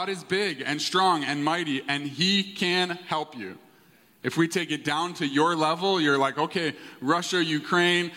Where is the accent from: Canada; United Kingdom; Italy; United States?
Canada; I was born in Canada. My parents are immigrant parents from England